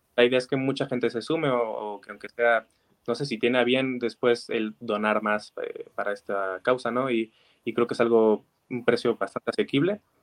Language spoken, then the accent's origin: Spanish; Zacatecas, Mexico; yo vengo de aquí de Zacatecas, ¿no? Que para mí es una maravillosa ciudad, es, mi ciudad natal